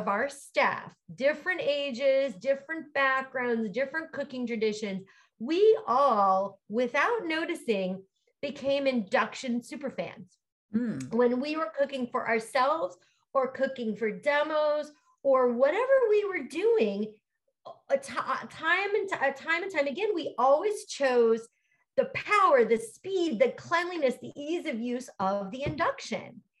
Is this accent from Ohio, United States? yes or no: no; Pennsylvania, United States; moved away as an adult; also born or lived in Philadelphia; now in California, United States; I'm from Pennsylvania, mm-hmm. Went to school in Philly